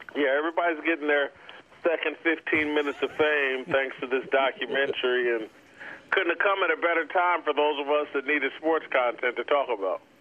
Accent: Indianapolis, Indiana, United States; moved away; also born or lived in Kansas City; I grew up in Indianapolis

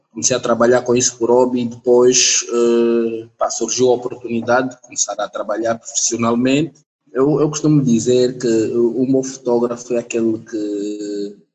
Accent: Lubango, Huíla, Angola; não podia deixar de passar pelo Lubango, minha terra natal

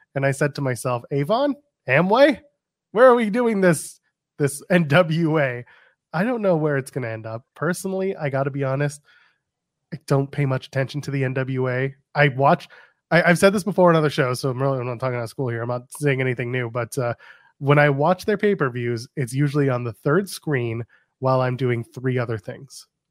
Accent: Canada; I'm Canadian

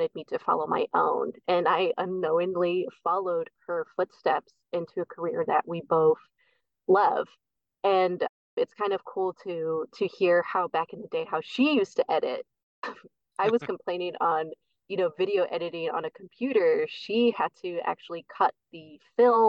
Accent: Bay Area, East Bay, California, United States; moved away as an adult; now in Oregon, United States; Born and raised in the Bay Area, East Bay, but both my parents are from Guatemala

